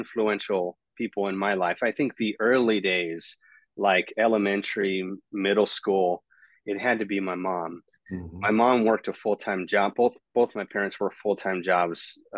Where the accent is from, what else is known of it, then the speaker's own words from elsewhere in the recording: Escondido, California, United States; also born or lived in San Marcos, California; I was born in Escondido, California, really born and raised. Almost all of my life has been there